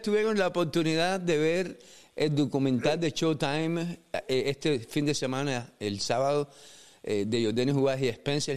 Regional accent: Cuba; moved away; como cubano

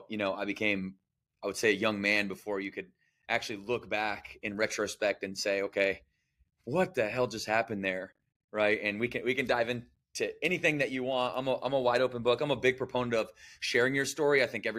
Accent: Battle Creek, Michigan, United States; I was born and raised in Battle Creek, Michigan. So shout out the Midwest region. And I was, you know, I grew up in poverty.

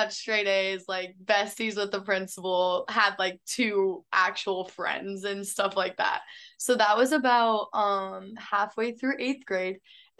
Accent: Florida, United States; also born or lived in California / Texas / Louisiana; I'm from California. I was born there. And then I was raised in Florida, and then I came to Texas, and now I go to school in Louisiana.

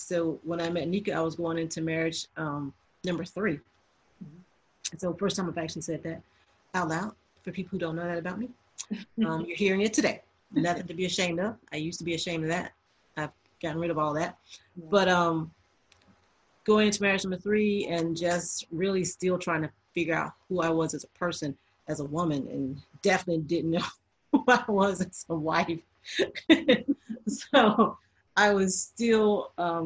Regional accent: Atmore, Alabama, United States; moved away; also born or lived in Japan; growing up in Atmore, Alabama

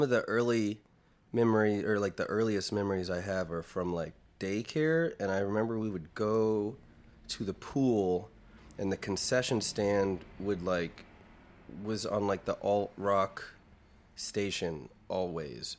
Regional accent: Clayton, North Carolina, United States; I'm from a small town outside of Raleigh, uh, North Carolina called Clayton

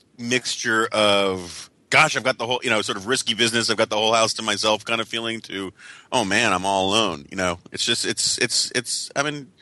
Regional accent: New York, United States; growing up in New York in the 1970s

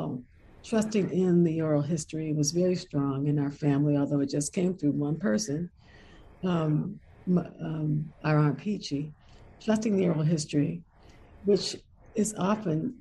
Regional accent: Washington, District of Columbia, United States; moved away as an adult; now in Richmond, United States; I grew up, very comfortably a young Black girl in Washington, D.C.

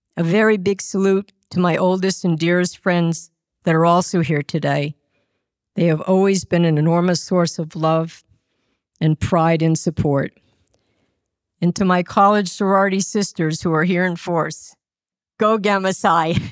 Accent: Westbury, New York, United States; also born or lived in Roslyn, New York; I was born on Long Island in Roslyn and grew up in Westbury

